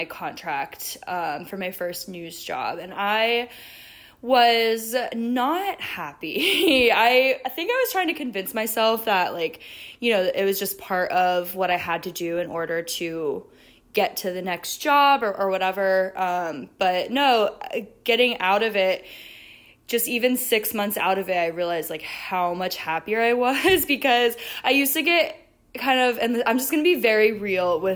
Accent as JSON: {"language": "English", "region": "South Florida", "country": "United States", "tie": "born or raised there", "said": "I'm out here in South Florida. I grew up here in South Florida, so it's a familiar place for me"}